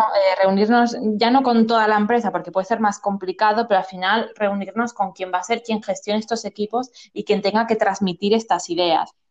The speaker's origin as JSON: {"language": "Spanish", "town": "Zaragoza", "region": "Aragon", "country": "Spain", "said": "yo soy de Zaragoza"}